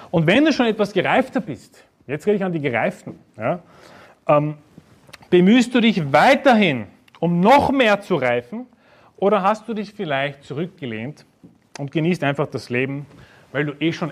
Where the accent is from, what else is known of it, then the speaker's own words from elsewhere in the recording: Vienna, Austria; Ja, ich bin aus Wien, das Wiener Schnitzel, okay.